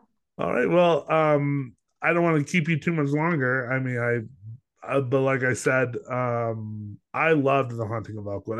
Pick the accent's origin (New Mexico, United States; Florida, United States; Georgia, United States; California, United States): New Mexico, United States; I'm from New Mexico